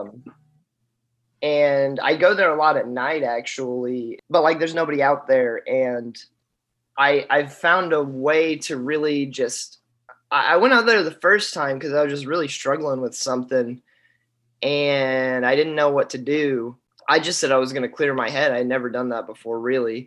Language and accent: English; Boonville, Indiana, United States; moved away as an adult; also born or lived in Murray, Kentucky; I'm from Indiana, Boonville, Indiana.